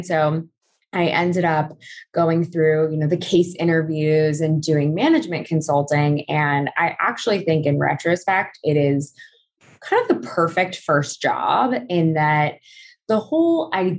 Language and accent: English; California, United States; So I'm Southern Californian and came out to Barnard.